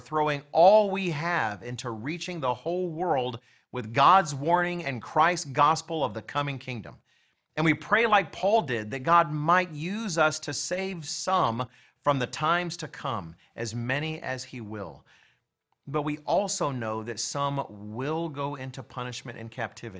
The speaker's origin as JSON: {"language": "English", "country": "United States", "said": "I'm an American"}